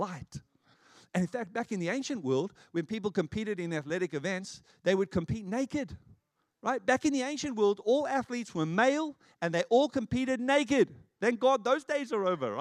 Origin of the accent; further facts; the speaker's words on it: South Africa; moved away; I was growing up in South Africa